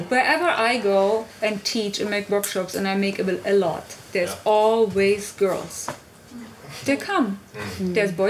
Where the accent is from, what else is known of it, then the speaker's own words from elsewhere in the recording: East Germany, Germany; When I come from East Germany, for me, I was raised by feminists.